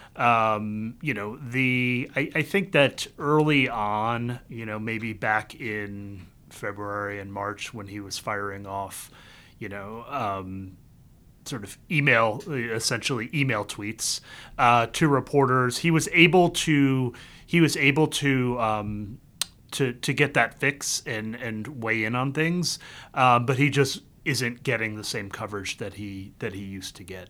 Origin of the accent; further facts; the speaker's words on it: the Carolinas, United States; moved away as an adult; also born or lived in Vietnam; now in Washington, D.C., United States; I was born in Vietnam. I grew up in both Carolinas.